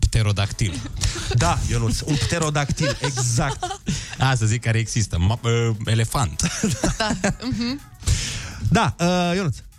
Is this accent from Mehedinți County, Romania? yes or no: no; Suceava, Suceava County, Romania; now in Bucharest, Romania; în primul an când m-am mutat în București din Suceava